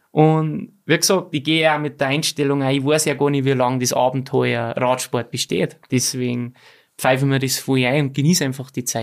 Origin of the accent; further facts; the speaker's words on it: Ramsau, Bavaria, Germany; now in Austria; bei uns in Ramsau haben wir ja fünf Monate Winter, gell.